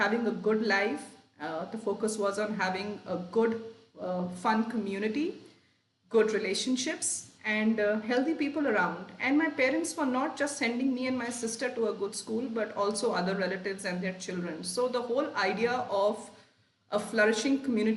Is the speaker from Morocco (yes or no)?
no; Lucknow, Uttar Pradesh, India; moved away; also born or lived in Sheffield; I grew up in Lucknow, you know, in a working middle class home